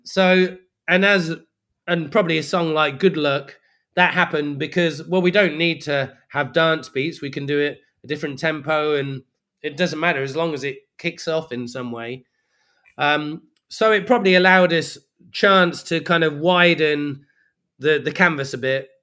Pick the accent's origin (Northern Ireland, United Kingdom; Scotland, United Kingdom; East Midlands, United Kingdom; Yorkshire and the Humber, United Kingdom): East Midlands, United Kingdom; Leicester; moved away; also born or lived in Brixton, London; as far as I was concerned, I'm from Leicester